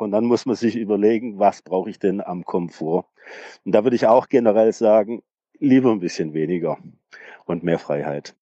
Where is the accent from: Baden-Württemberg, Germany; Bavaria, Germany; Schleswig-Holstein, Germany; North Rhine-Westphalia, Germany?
Baden-Württemberg, Germany; Tübingen; ich bin aus Tübingen